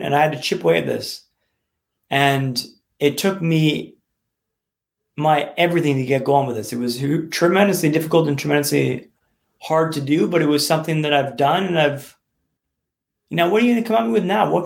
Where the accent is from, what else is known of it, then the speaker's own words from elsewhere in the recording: Vancouver, British Columbia, Canada; moved away as an adult; also born or lived in London; now in Vancouver, Canada; I'm from Vancouver